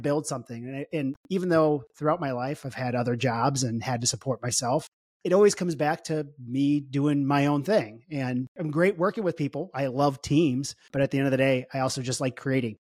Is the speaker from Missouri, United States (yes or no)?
yes; St. Louis, Missouri, United States; I was, I was born and raised in Saint Louis, Missouri